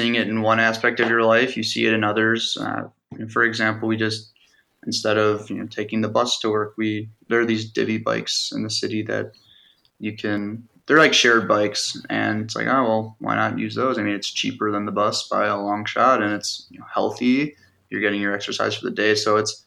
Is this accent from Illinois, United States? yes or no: yes; Park Ridge, Illinois, United States; We grew up in Park Ridge, which is like northwest suburb